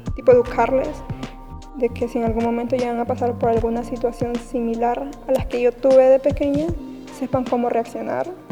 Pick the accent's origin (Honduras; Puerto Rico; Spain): Honduras; tengo 18 años y soy de Honduras y he asistido a la misma iglesia desde muy chiquita